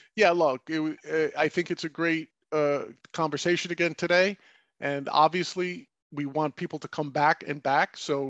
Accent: New York City, New York, United States; as a New Yorker, right? Someone who's lived here, I still have tons of. I've moved to the suburbs

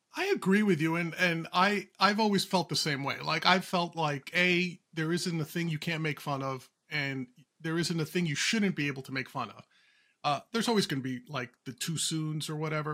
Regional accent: Huntington, New York, United States; I'm from Huntington

